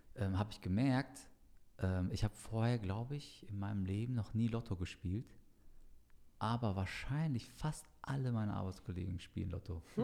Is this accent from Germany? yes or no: yes; Frankfurt, Hesse, Germany; das ja der Stadtteil ist, wo ich aufgewachsen bin, so mein ganzes Leben lang dort gelebt habe